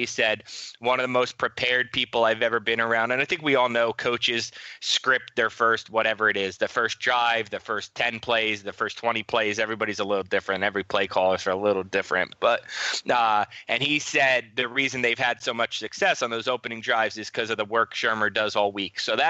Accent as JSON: {"language": "English", "region": "New Jersey", "country": "United States", "tie": "born or raised there", "said": "I grew up in North Jersey. I went to Rutgers."}